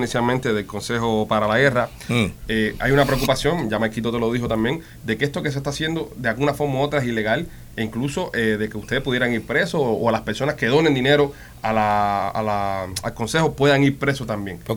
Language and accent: Spanish; Cuba; moved away; como cubanos y cubanos libres que vivimos fuera del país